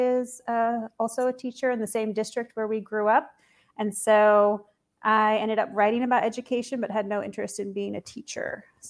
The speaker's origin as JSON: {"language": "English", "region": "Eastern Washington", "country": "United States", "tie": "born or raised there", "also_born_or_lived": "Florida", "moved": "as an adult", "lives_now": "New York, United States", "said": "I grew up in Washington State, but in Eastern Washington. People always think Seattle. Eastern Washington is more like Idaho, not at all like Seattle. Very conservative, sort of rural, farming a lot."}